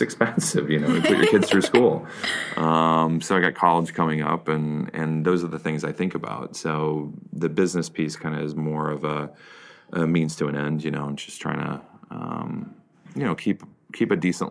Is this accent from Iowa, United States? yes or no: yes; Iowa, United States; moved away as an adult; now in New York, United States; I grew up in Iowa